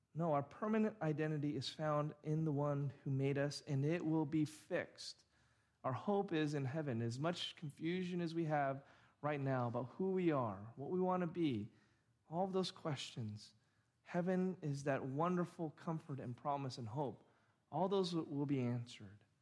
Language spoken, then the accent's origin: English; Orange County, California, United States; I grew up in Orange County, have been here almost my entire life